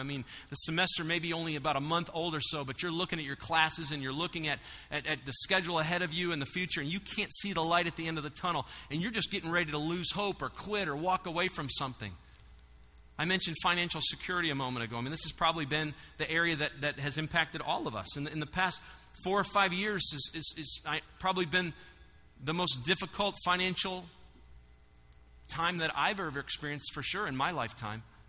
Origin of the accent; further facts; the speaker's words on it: United States; I'm an American and a Christian